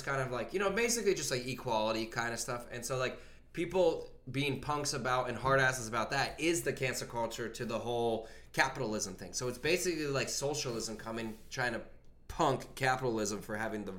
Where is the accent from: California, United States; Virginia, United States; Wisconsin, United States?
Virginia, United States; I'm from Virginia